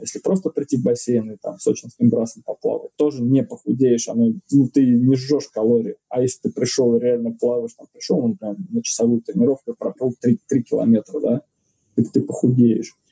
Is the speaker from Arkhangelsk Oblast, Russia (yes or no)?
no; Saint Petersburg, Russia; я родился в Санкт-Петербурге, на Васильевском острове. И вокруг моего дома, не знаю, у меня во дворе была хоккейная коробка